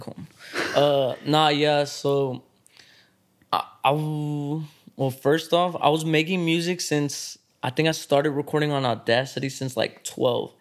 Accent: Dallas, Texas, United States; growing up in Dallas, especially if you're actually growing up in Dallas, like, East Dallas

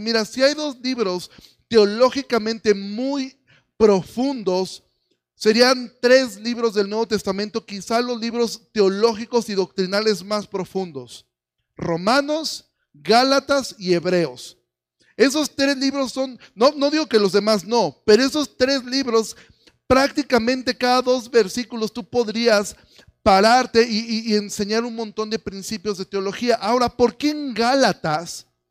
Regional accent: Mexico; nosotros como mexicanos

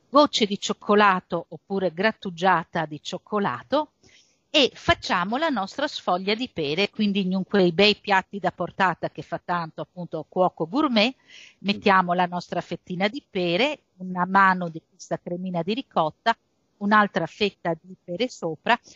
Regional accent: Friuli-Venezia Giulia, Italy; io vengo dal Friuli e quindi in Friuli abbiamo un po' la patria delle latterie e delle malghe

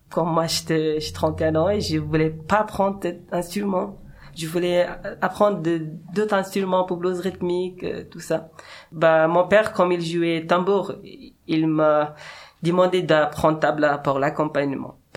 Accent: Mazar-i-Sharif, Balkh, Afghanistan; French is a second language; moved away as an adult; also born or lived in Turkey; now in Geneva, Switzerland; Moi, je viens du nord d'Afghanistan.

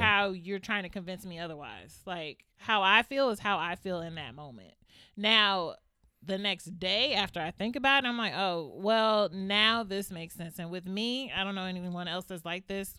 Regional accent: Largo, Maryland, United States; also born or lived in Northeast Washington, D.C.; I'm from Upper Marlboro. Then they say, what part of Upper Marlboro? Then you be like, Largo.

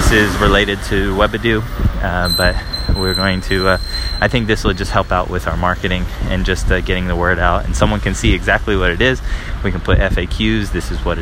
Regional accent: United States; moved away as an adult; now in Paris, France; I'm an American living in Paris, France at the moment

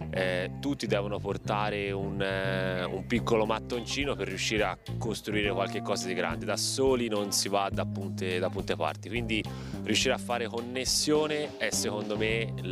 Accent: Colle di Val d'Elsa, Tuscany, Italy; arrivo da Colle di Valdelsa

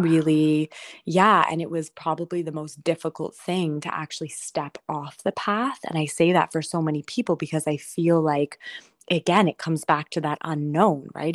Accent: Toronto, Ontario, Canada; I decided I wanted to stay in Toronto, and I didn't even really know why, but come back to my hometown.

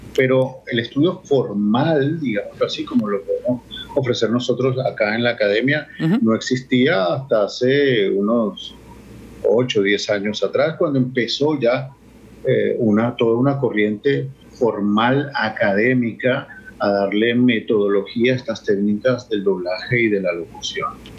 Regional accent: Venezuela; accent: Venezuelan; Tenemos un acento muy marcado, una característica muy marcada eh, en nuestra forma de hablar

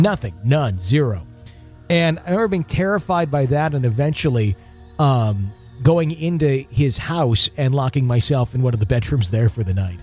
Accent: Wisconsin, United States; my home state of Wisconsin

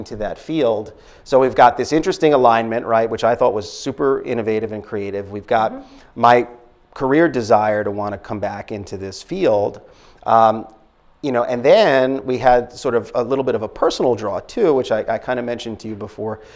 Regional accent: New York City, New York, United States; moved away as an adult; now in Reading, United States; Brooklyn, New York, born and raised

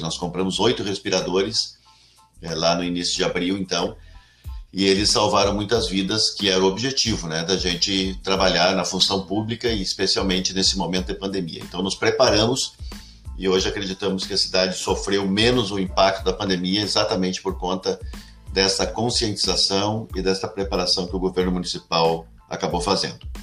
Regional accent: Cachoeirinha, Rio Grande do Sul, Brazil; also born or lived in Gravataí; eu sou natural de Cachoeirinha mesmo, uma cidadezinha que uma cidade ao lado de Porto Alegre, né? Foi emancipada de Gravataí

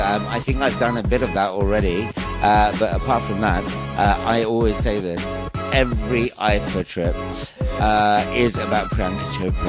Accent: United Kingdom; UK. Originally, we're from India. Well, our background is.

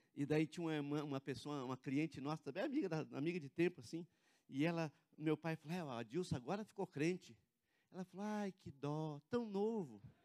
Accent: Cianorte, Paraná, Brazil; now in Curitiba, Brazil; lá da cidade onde eu venho, de Cianorte

